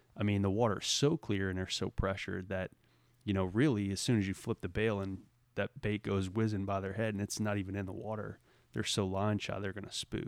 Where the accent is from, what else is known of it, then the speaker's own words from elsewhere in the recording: Southeast Louisiana, United States; moved away; growing up in Southeast Louisiana